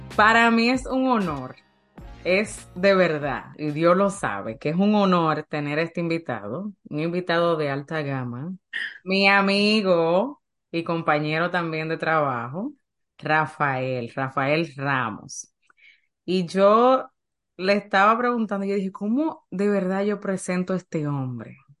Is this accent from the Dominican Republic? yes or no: yes; Dominican Republic; Yo nací en República Dominicana